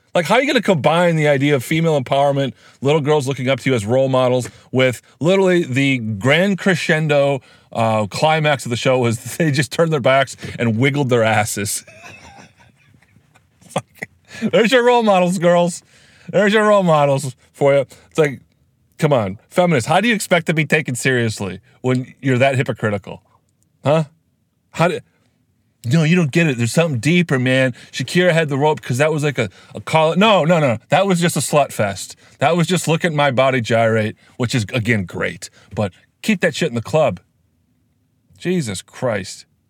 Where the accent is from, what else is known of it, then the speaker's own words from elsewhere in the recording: Iowa, United States; My home state of Iowa